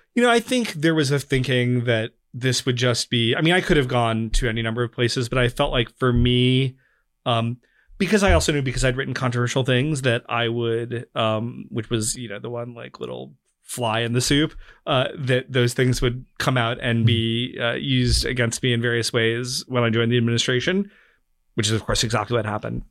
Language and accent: English; North Carolina, United States; I grew up in North Carolina in a very low immigration community